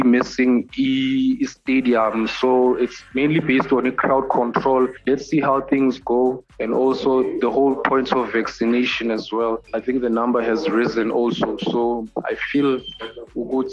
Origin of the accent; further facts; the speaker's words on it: Pretoria, Gauteng, South Africa; I'm from Pretoria.